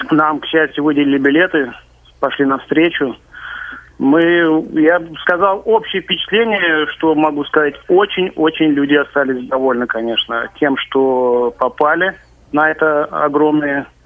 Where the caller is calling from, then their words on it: Kazan, Tatarstan, Russia; Я звоню вам из Казани.